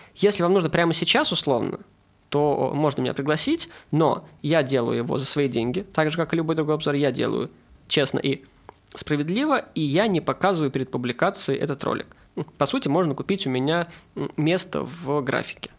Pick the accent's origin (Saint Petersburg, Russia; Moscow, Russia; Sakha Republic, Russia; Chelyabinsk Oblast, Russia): Saint Petersburg, Russia; я из Петербурга